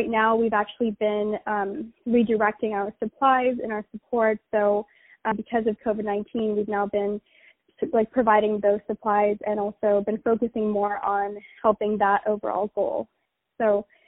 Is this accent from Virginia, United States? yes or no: yes; Virginia, United States; now in New York, United States; I am originally from Virginia, and I grew up there